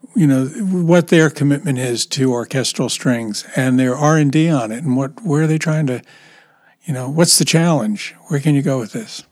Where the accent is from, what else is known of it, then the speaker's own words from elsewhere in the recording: United States; I'm an American